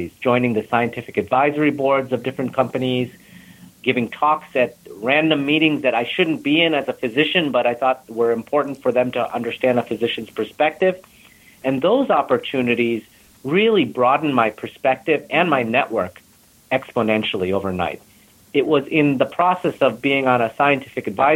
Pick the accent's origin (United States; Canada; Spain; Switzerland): United States; Buffalo, New York; moved away; also born or lived in India; I was from Buffalo